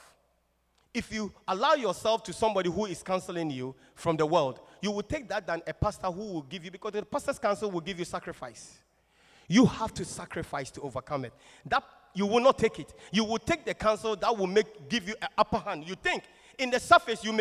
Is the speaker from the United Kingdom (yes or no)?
no; Kumasi, Ashanti, Ghana; I'm from Kumasi, typical Ashanti man. There's no water near me